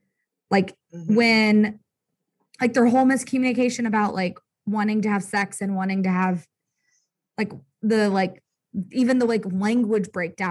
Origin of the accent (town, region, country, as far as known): United States